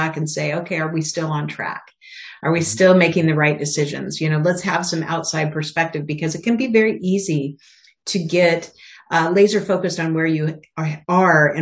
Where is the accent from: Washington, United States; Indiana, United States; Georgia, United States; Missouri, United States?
Washington, United States; Spokane; now in Philadelphia, United States; I grew up in Spokane, Washington